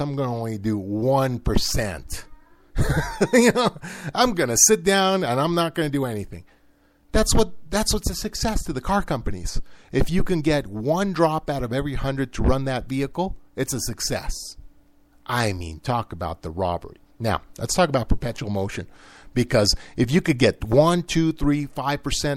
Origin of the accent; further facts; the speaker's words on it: United States; I'm an American